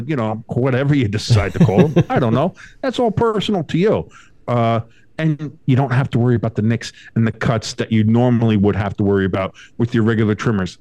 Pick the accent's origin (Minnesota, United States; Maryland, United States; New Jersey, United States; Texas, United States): New Jersey, United States; I'm from Jersey